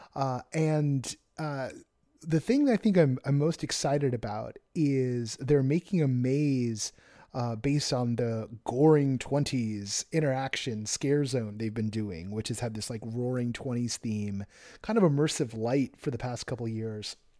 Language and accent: English; Orange County, California, United States; I was born in Orange County